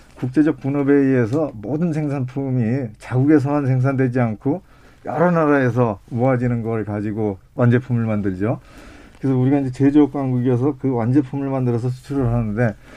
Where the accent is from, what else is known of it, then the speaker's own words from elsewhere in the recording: Paju, Gyeonggi Province, South Korea; 제가 이제 전방에서 태어나서 전방에서 살고 있어요